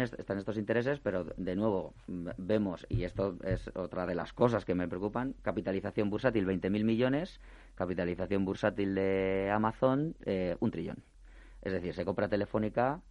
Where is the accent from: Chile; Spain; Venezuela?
Spain; nuestra economía como españoles que somos